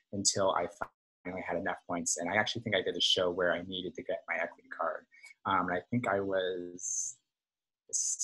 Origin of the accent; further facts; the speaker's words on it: New York City, New York, United States; I grew up here in New York City